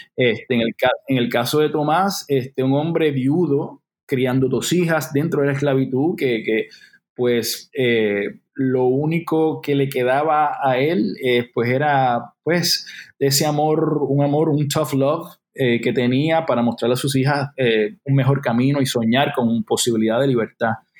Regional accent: Loíza, Puerto Rico; yo soy un chamaco de Loíza, Loíza, Puerto Rico

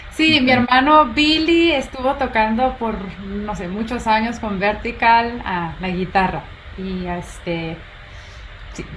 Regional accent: Guatemala; yo soy de Guatemala

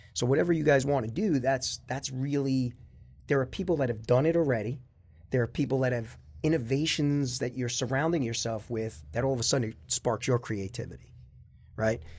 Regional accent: North Babylon, New York, United States; also born or lived in Queens; grew up in North Babylon, went to the North Babylon school system

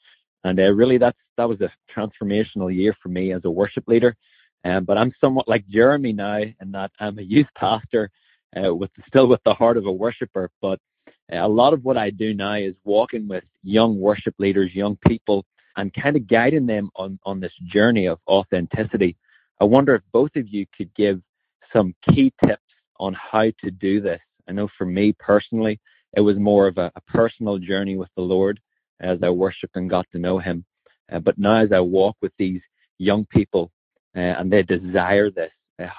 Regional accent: Ireland; now in United States; I'm actually originally from Ireland, but I'm currently a youth pastor in Louisiana in America.

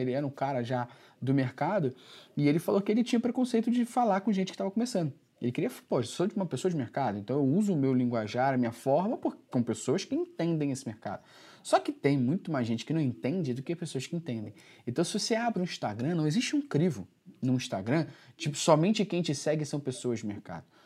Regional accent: Rio de Janeiro, Brazil; eu sou do Rio

